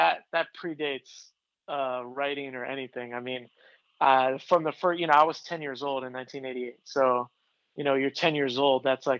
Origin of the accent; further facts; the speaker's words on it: Boca Raton, Florida, United States; moved away as an adult; also born or lived in Fort Lauderdale / Connecticut / San Francisco / Miami; I was born in Boca. I was technically born in Fort Lauderdale, but I've lived in Boca since I was one or something. You know, like, I think we moved to Boca when I was 8 months old. We were living in Broward County when I was born.